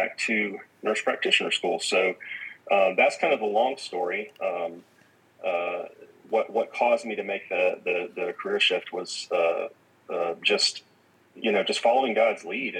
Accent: Atlanta, Georgia, United States; I grew up in the Atlanta area

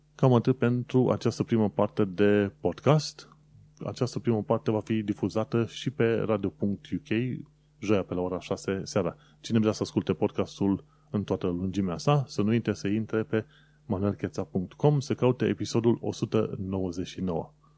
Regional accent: Romania; moved away as an adult; now in United Kingdom; Eu am plecat din România

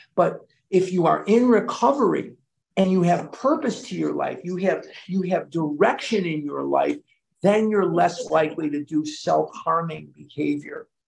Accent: Chicago, Illinois, United States; I was born and raised in Chicago

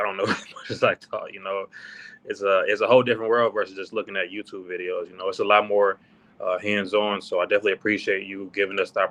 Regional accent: United States; I'm from America.

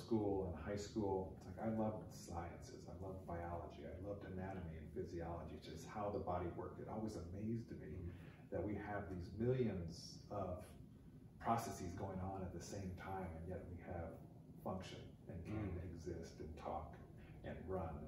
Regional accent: Portland, Oregon, United States; I grew up here in Portland with my dad as a hematologist oncologist.

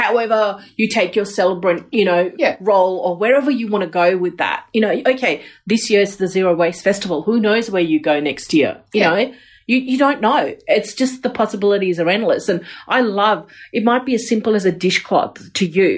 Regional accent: India; moved away; I grew up in India and I had this community. I lived in a joint family.

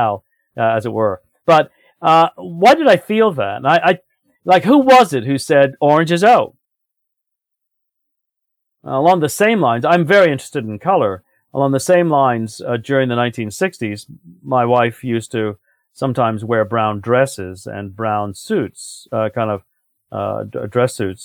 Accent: United Kingdom; now in Canada; I was raised in Britain. But I never feel completely, totally at home there the way I do in Canada.

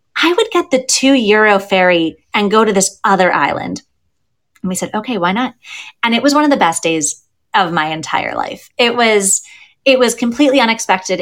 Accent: United States; now in Pittsburgh, United States; as an American

